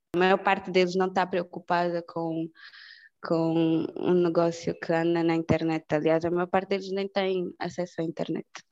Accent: Angola; somos angolanos, somos africanos

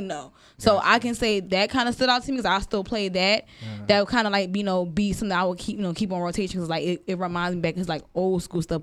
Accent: Philadelphia, Pennsylvania, United States; I'm from Philly

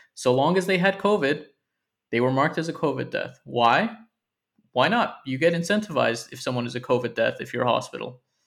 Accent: United States; now in United Kingdom; as an American living here

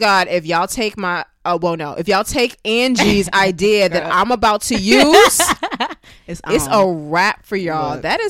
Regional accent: Brooklyn, New York, United States; You know, I'm from Brooklyn, New York. I have Caribbean family, you know, parents.

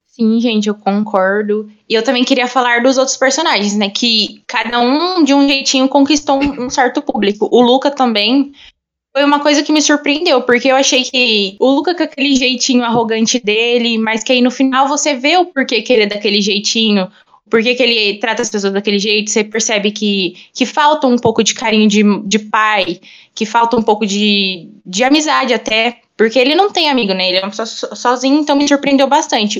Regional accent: São Paulo, Brazil; sou de São Paulo

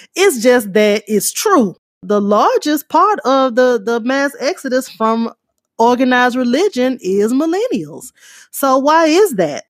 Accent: Louisiana, United States; moved away; also born or lived in California; I moved to California and I would say I'm from Louisiana

